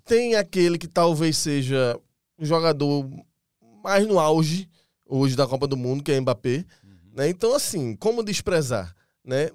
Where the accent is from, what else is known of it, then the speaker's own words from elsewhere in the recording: Brazil; A gente é brasileiro